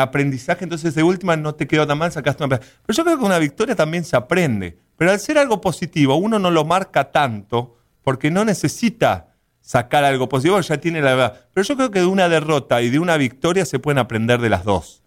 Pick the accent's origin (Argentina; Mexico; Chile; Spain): Argentina; Buenos Aires Province; moved away as an adult; now in United States; la verdad que nací en Buenos Aires, no nací, nací un poquito a las afueras de Buenos Aires. Buenos Aires en sí, cerca del aeropuerto